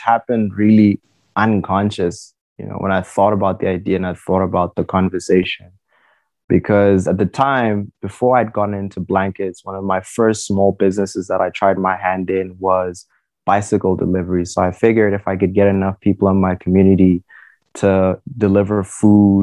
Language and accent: English; Pretoria, Gauteng, South Africa; I'm born and raised here in Pretoria West